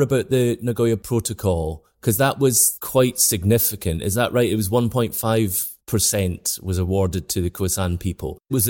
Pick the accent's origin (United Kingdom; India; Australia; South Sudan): United Kingdom; Scotland; I'm Scottish, I identify as being a Scottish person before being British.